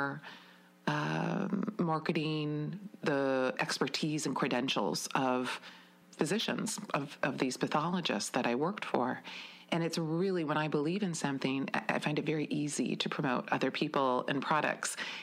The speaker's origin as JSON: {"language": "English", "town": "Wisconsin Rapids", "region": "Wisconsin", "country": "United States", "tie": "born or raised there", "also_born_or_lived": "Madison / Milwaukee / Beaver Creek, Colorado", "said": "I grew up in Wisconsin Rapids"}